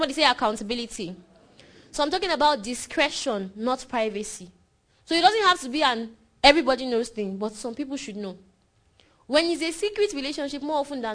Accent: Nigeria; I'm less a Nigerian than Buhari is

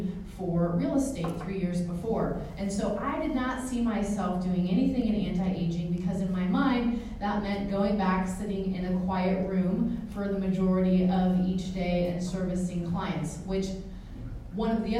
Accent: San Francisco Bay Area, Northern California, United States; I'm from Northern California in the San Francisco Bay Area

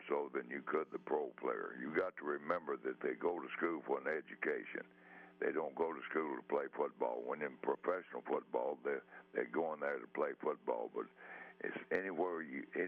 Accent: Texas, United States; I'm from Texas

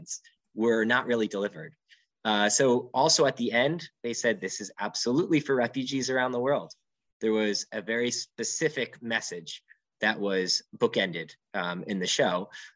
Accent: New England, Connecticut, United States; moved away; I'm from New England. The 203 area code is got the, you know, it's a pressure cooker. Most of the kids there go to really intense colleges. My family was no exception

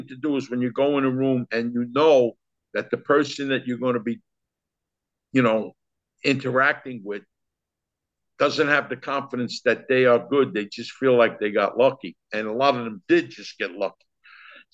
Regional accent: New York City, New York, United States; I grew up in East Harlem, New York

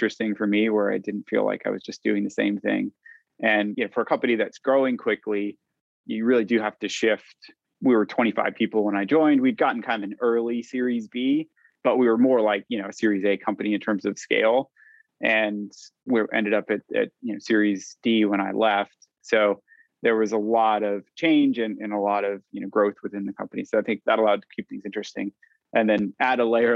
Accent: California, United States; moved away as an adult; now in London, United Kingdom; I'm a Californian living in London.

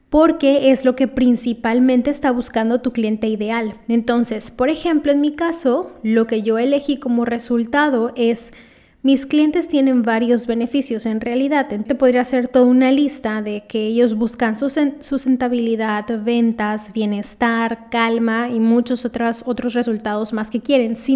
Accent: Lima, Peru; yo lo que pongo es

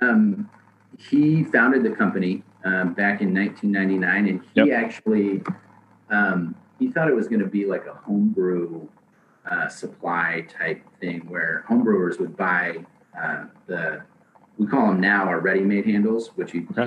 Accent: Seattle, Washington, United States; moved away as an adult; also born or lived in San Diego / Portland; I grew up in Seattle

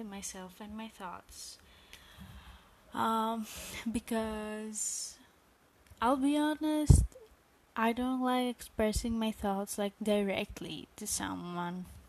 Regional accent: Greece; I am from Greece.

